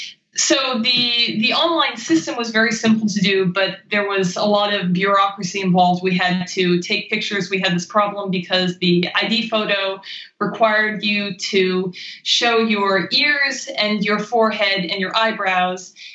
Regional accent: Maine, United States; moved away as an adult; also born or lived in Pennsylvania / China / Japan / New York; I grew up in Maine

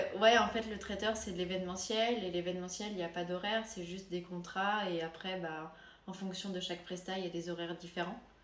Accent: France; also born or lived in Finland; Je suis française et j'ai aussi la double nationalité finlandaise

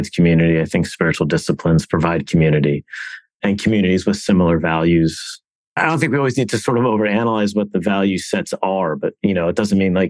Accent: Miami, Florida, United States; I'm from Miami

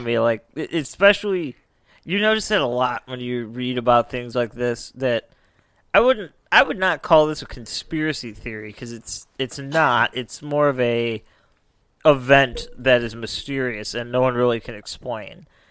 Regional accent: United States; we're, we're from America.

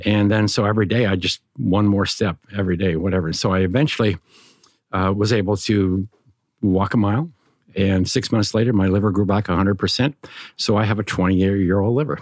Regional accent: Montana, United States; I grew up in Montana

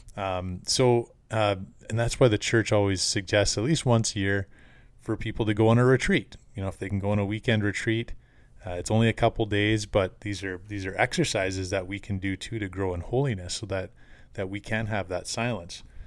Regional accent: Canada

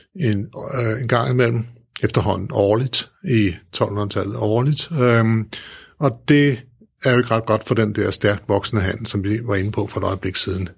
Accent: Store Heddinge, Zealand, Denmark; min hjemby, mm. Storhedinge

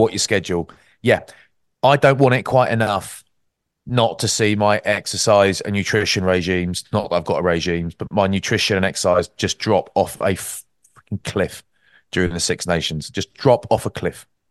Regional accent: Maidstone, South East England, United Kingdom; Growing up in Maidstone, that was, that's, that's the background I'm from

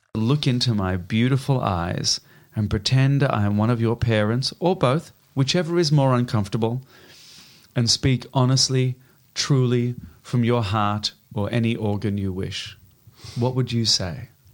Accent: Melbourne, Victoria, Australia; moved away as an adult; I went home to Australia to start playing my hometown

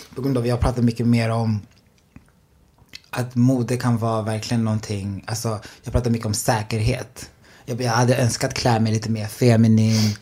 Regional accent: Enköping, Uppsala County, Sweden; also born or lived in Burundi; Jag är från Enköping, men jag är född i Burundi. Ah. Men flyttade till Sverige 2003.

